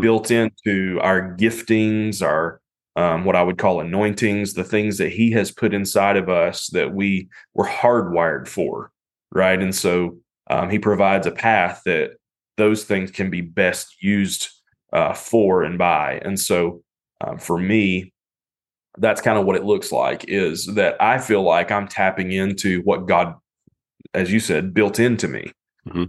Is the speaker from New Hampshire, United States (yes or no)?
no; North Carolina, United States; now in Cincinnati, United States; I'm from North Carolina